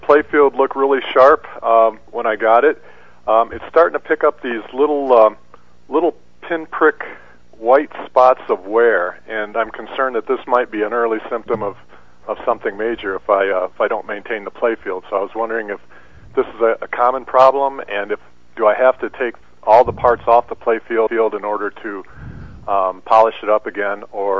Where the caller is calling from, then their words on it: Ann Arbor, Michigan, United States; From Ann Arbor.